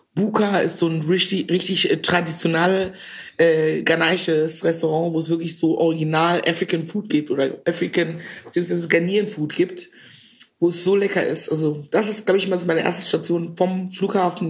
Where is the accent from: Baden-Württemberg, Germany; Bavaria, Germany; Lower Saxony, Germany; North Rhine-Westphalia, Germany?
North Rhine-Westphalia, Germany; Cologne; die Frau, die sie vor sich sehen eine kölsche, rheinische, witzige, dominante Frau